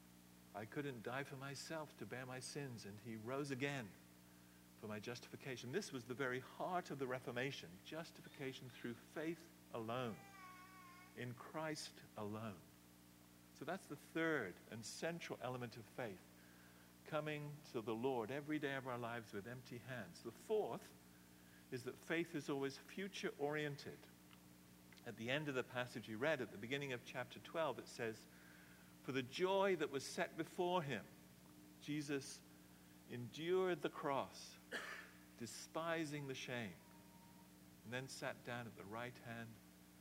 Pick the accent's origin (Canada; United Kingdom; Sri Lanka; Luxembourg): United Kingdom; England; now in United States; I love England from where I come. You can still hear it a bit in my accent. But I love the United States. This is my home, and I'm in the process of becoming a citizen.